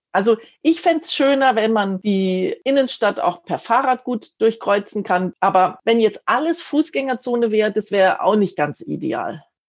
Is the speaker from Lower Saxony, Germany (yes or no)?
no; Munich, Bavaria, Germany; ich bin äh, Münchnerin, ich wohne hier schon ganz lang